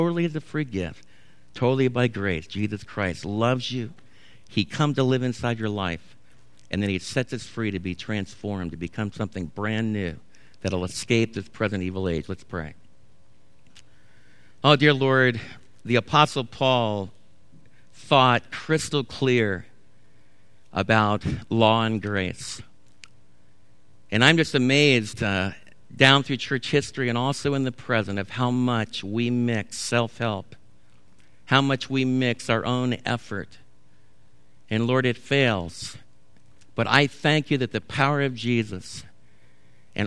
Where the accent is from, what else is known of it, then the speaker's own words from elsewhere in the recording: United States; as American believers